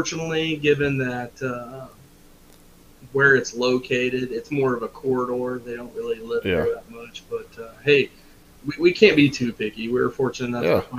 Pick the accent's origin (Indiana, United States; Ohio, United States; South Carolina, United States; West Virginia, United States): Indiana, United States; Shelby County; I'm from Shelby County, back Brett's homeland, born and raised